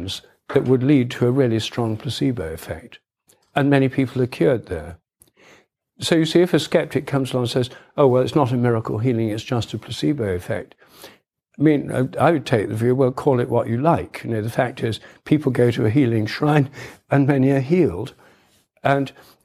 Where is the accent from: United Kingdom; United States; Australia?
United Kingdom; Newark, East Midlands; when I was a child, we had a telephone at home in my hometown, Newark in Nottinghamshire.